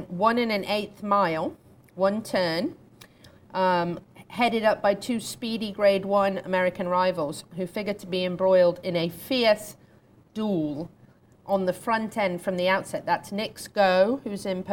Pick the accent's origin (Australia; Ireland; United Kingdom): United Kingdom; moved away; I'm a Brit